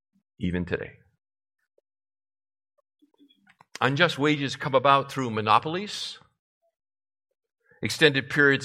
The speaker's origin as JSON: {"language": "English", "region": "Massachusetts", "country": "United States", "tie": "born or raised there", "said": "The home that I grew up in Massachusetts, was built in 1905."}